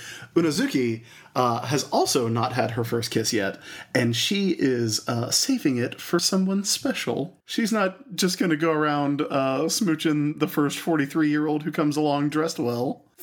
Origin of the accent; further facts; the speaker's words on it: South Carolina, United States; growing up in South Carolina